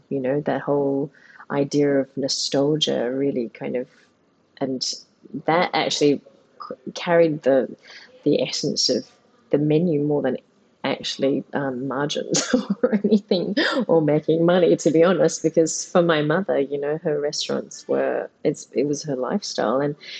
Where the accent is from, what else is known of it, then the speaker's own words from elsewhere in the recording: Mossman, Queensland, Australia; I grew up in Mossman, and we can talk a little bit about that. We were the first Asians, pretty much the first Asian kids in our neighborhood.